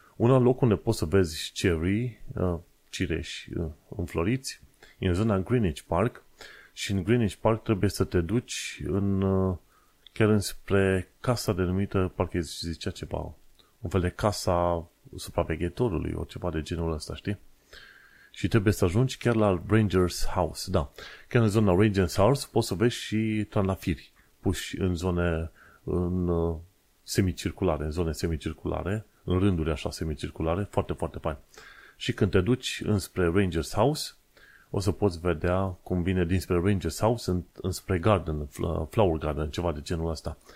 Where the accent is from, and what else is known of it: Romania; now in London, United Kingdom